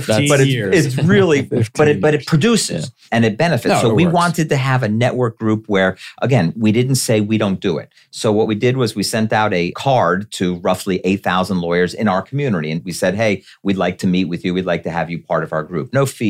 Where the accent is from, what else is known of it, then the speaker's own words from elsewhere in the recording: Hollywood, Florida, United States; We grew up in Hollywood, so we've got those members too.